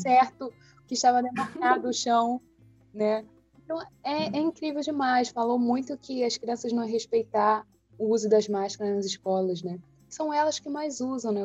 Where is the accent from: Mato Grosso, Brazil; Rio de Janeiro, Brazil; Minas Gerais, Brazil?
Rio de Janeiro, Brazil; nós três somos aqui do Rio